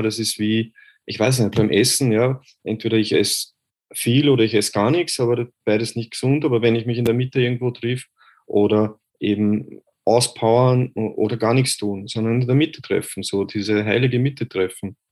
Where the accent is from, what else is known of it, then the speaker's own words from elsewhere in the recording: Vienna, Austria; Ich bin aus Österreich, aus Wien. Äh, ich hoffe, ihr könnt meinen Dialekt verstehen.